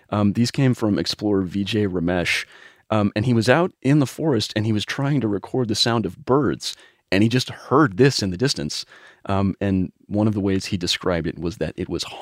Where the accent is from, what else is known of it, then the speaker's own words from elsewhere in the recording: Wisconsin, United States; I grew up in Wisconsin.